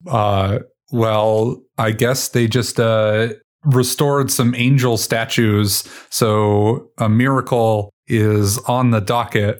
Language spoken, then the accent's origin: English; New England, United States; now in Colorado, United States; I, I grew up in New England